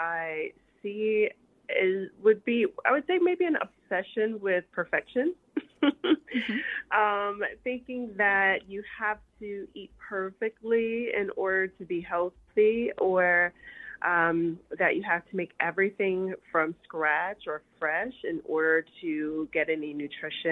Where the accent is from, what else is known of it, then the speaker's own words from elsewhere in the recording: the South, United States; moved away; I'm from the South and my family, typically we eat, every time I go home, I always have collard greens